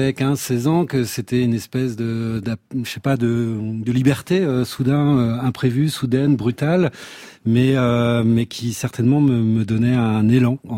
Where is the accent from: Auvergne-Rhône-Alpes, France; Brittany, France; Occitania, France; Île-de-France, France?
Brittany, France; Rostrenen; c'était Rostrona, dans les Côtes d'Armor.